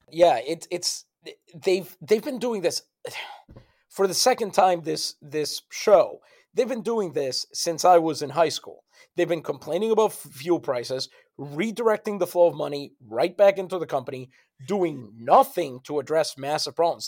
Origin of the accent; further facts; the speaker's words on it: San Juan, Puerto Rico; moved away; I'm from San Juan.